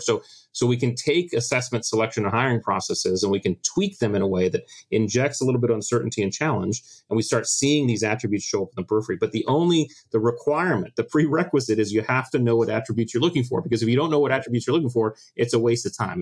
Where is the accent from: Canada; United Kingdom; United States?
United States; Connecticut; I grew up in the States in Connecticut and joined the Navy in 1996.